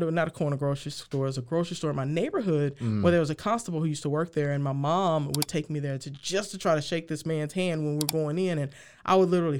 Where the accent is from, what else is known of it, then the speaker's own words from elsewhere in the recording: Houston, Texas, United States; now in Waco, United States; I grew up in Sunnyside. If you look at Sunnyside right now in Houston, for the past several years, it's been on the top 10 list for one of the most dangerous neighborhoods.